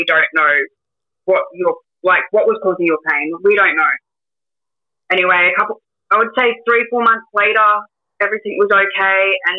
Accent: Cobram, Victoria, Australia; also born or lived in Newcastle, New South Wales / Barooga, New South Wales; now in Melbourne, Australia; When I was about 2-3, we moved to Cobram, Victoria, Cobram, Baruga.

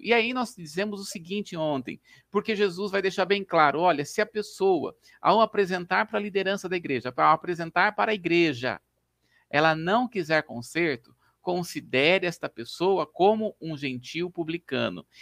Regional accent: Brazil; nós somos brasileiros, falamos português

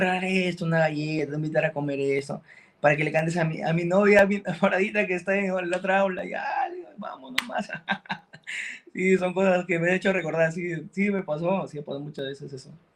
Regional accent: Chiclayo, Lambayeque, Peru; yo, soy de Chiclayo, soy de la ciudad de la, la conocen como la ciudad de la amistad en Perú

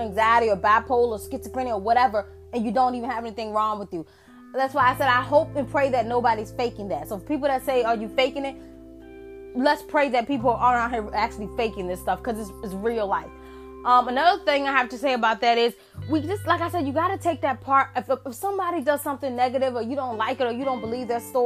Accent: United States; I'm African American

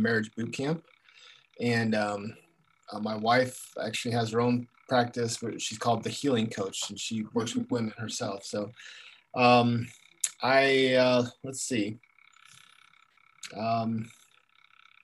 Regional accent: Las Vegas, Nevada, United States; now in Dallas, United States; I was born and raised in Las Vegas, Nevada

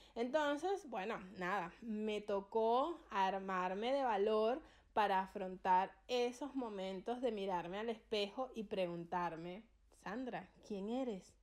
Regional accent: Venezuela; now in Argentina; yo soy venezolana y en mi país

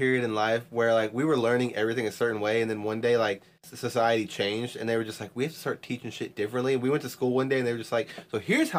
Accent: Texas, United States; I'm from Texas.

